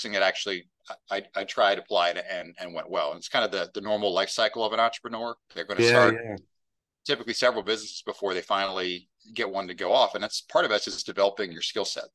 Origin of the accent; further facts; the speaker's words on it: Maryland, United States; I haven't moved very far. Born in this county I'm in now, I'm still here. So I love Maryland